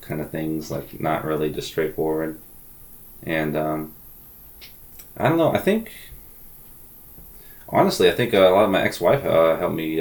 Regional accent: Summerville, South Carolina, United States; also born or lived in Indiana / Goose Creek, South Carolina / North Charleston, South Carolina / Portland, Oregon; I grew up mostly in Somerville

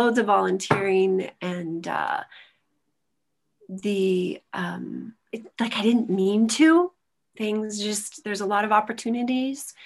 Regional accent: Evergreen, Colorado, United States; now in Boulder, United States; I moved down here from the South Park area and Evergreen

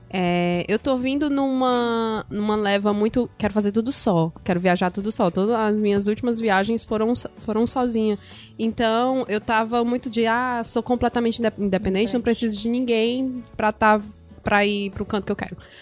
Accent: Brazil; eu sou brasileira

